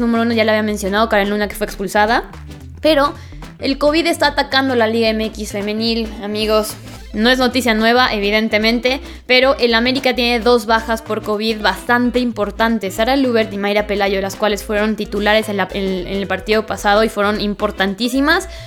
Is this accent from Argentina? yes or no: no; Puebla, Mexico; soy poblana